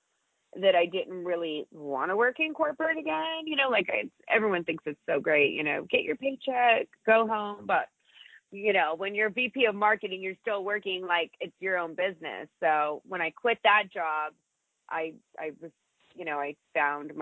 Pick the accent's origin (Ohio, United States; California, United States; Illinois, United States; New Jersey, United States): California, United States; Coronado; moved away as an adult; also born or lived in San Diego / Indiana; now in Las Vegas, United States; I was born in San Diego, and I grew up in Coronado